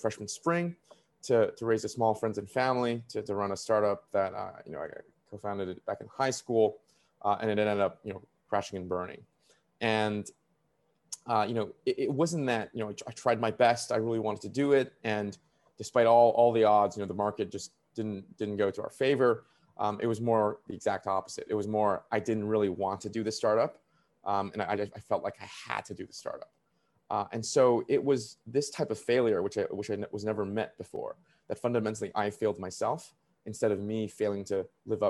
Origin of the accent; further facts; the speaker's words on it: Beijing, China; moved away; also born or lived in Vancouver, Canada / New York, United States; I was born in Beijing and I was raised between China and Vancouver as a kid. I got trained as almost any kid in Beijing in the 2000s